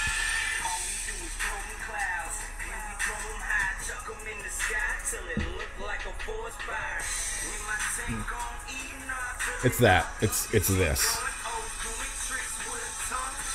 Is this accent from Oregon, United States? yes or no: no; Nevada, United States; I grew up in Lake Tahoe, Nevada, and me and my buddies would go camping a lot